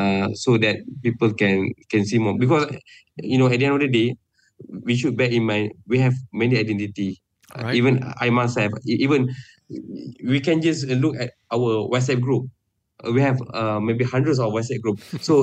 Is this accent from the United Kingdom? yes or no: no; Malaysia